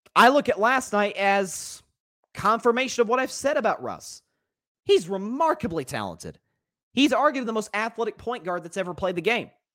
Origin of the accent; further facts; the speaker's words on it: the South, United States; as a Southerner